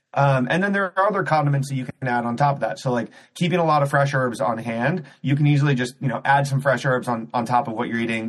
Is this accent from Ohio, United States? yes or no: yes; Cleveland, Ohio, United States; moved away as an adult; also born or lived in New York City; I grew up in Cleveland, Ohio.